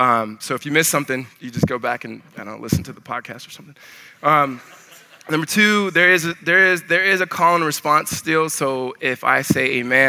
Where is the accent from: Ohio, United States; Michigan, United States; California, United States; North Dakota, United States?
California, United States; Pomona; moved away as an adult; also born or lived in South Central, Los Angeles, California; now in Arizona, United States; I'm originally from California, so I was in South Central, and then we moved to the Pomona area, and I grew up there, and then moved to Arizona to go to college, went to ASU